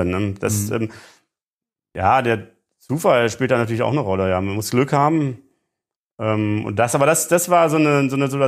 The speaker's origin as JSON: {"language": "German", "region": "East Germany", "country": "Germany", "said": "ich komme selber aus der DDR und ähm, ähm, kenne diese, diese Gewissensbisse auch"}